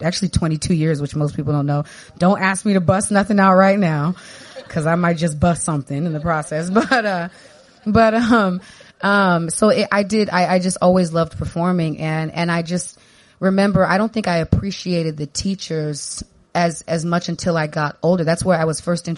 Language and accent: English; San Diego, California, United States; I grew up in Southeast San Diego